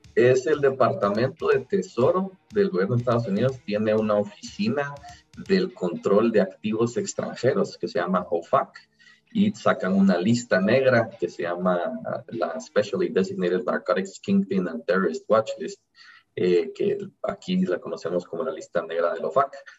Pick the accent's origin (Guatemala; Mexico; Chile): Guatemala; yo soy emprendedor guatemalteco, millennial